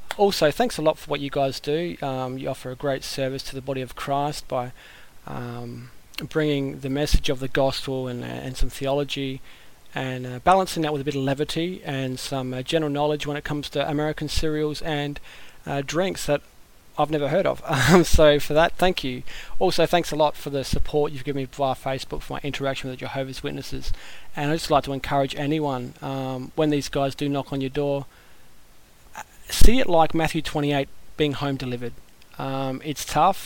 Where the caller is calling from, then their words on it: Australia; greetings from Australia